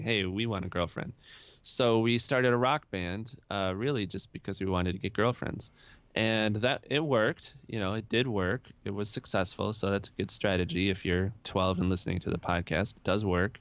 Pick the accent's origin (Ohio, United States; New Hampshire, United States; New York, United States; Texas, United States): New York, United States; Rochester; I grew up in Rochester, New York, which I feel is a great place to grow up